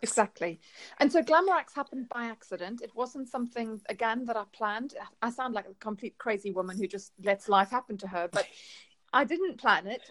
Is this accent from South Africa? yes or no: yes; South Africa; moved away; I'm I'm from South Africa originally